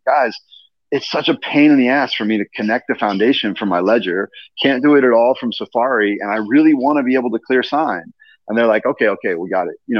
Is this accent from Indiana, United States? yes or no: yes; Indiana, United States; moved away; my home state of Indiana. Mm-hmm. I'm from Indiana.